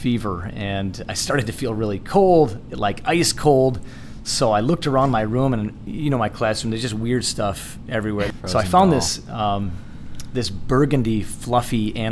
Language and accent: English; Holland, Michigan, United States; moved away as an adult; also born or lived in Israel / California; I grew up in Holland, Michigan.